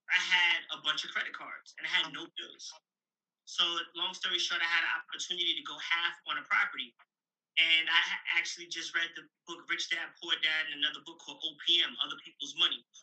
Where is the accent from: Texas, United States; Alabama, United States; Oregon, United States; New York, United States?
New York, United States; Remember, I'm from New York, so most of them get jobs.